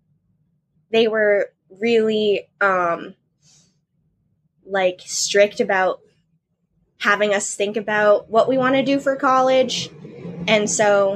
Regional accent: Washington, District of Columbia, United States; moved away as an adult; now in Madison, United States; I come from Washington, D.C., and right now I am studying at University of Wisconsin-Madison

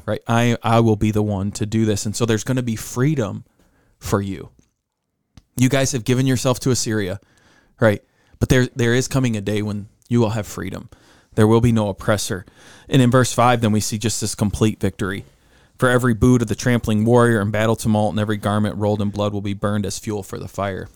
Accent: United States; us being American

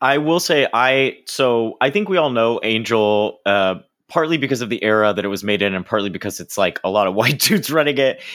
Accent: Florida, United States; now in New York, United States; from Florida where I grew up

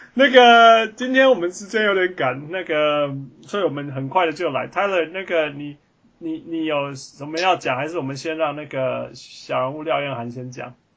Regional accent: Taiwan; 我们台湾

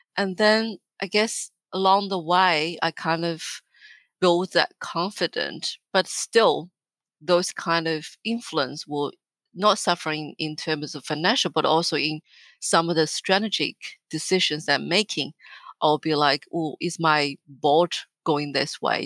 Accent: northern China, China; moved away as an adult; also born or lived in Australia; now in Melbourne, Australia; I was born and raised and educated in China

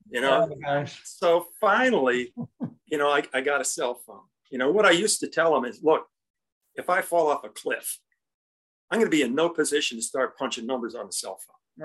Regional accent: Indiana, United States; I come from Indiana

